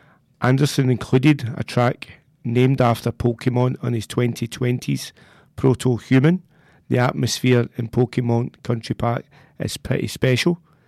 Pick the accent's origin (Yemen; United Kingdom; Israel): United Kingdom; Whitburn, Scotland; the church in my hometown of Whitburn.